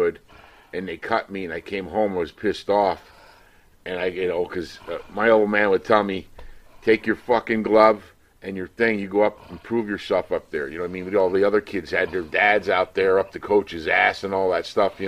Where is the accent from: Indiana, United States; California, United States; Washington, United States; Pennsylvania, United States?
Pennsylvania, United States; Whitehall; also born or lived in Hokendauqua, Pennsylvania; we grew up in Whitehall, outside Allentown.